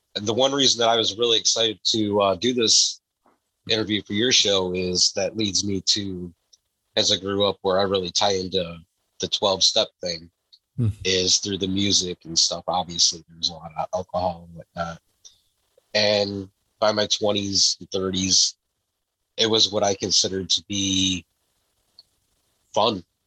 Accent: Downriver, Metro Detroit, Michigan, United States; I was born in Michigan. I've always lived in uh, what we call the Downriver community of Michigan, which is just outside of Detroit, so the Metro Detroit area

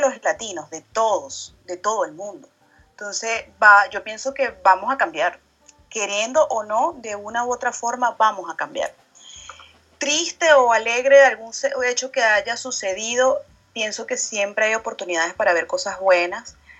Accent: Venezuela; now in France; yo soy venezolana y vivo en Francia

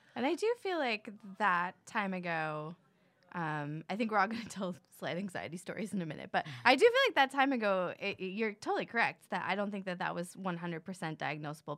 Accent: Florida, United States; I grew up in Florida

